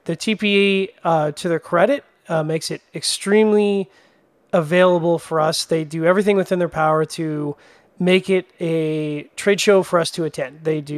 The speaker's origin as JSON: {"language": "English", "country": "Canada", "said": "I'm Canadian"}